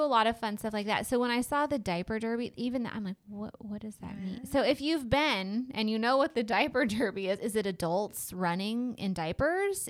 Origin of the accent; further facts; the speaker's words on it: West Coast, United States; now in East Texas, United States; growing up on the West Coast where we really didn't have seasons